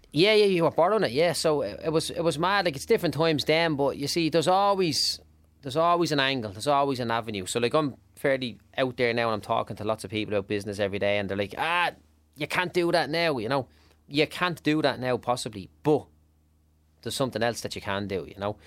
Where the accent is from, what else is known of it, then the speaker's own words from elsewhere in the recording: Dublin, Leinster, Ireland; I grew up in Clondalkin, like, in, in, in one of the less glamorous parts of it